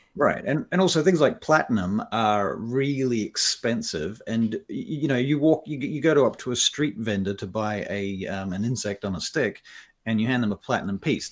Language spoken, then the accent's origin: English; Papua New Guinea; moved away; I was born in Papua New Guinea, and I was raised largely over there